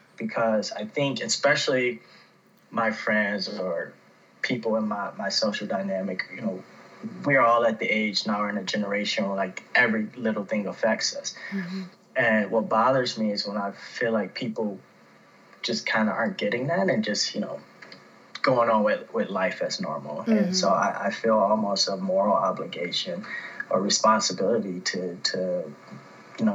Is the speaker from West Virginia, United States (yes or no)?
no; Detroit, Michigan, United States; also born or lived in Fraser, Michigan; now in Phoenix, United States; I am originally from Detroit.